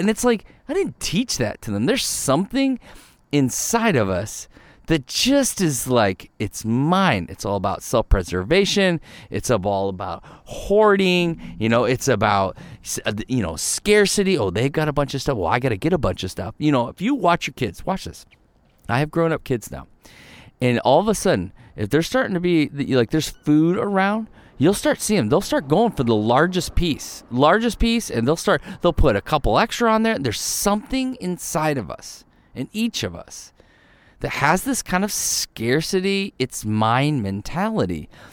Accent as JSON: {"language": "English", "region": "Ohio", "country": "United States", "tie": "born or raised there", "also_born_or_lived": "Michigan", "moved": "yes", "lives_now": "Arizona, United States", "said": "I grew up in Ohio"}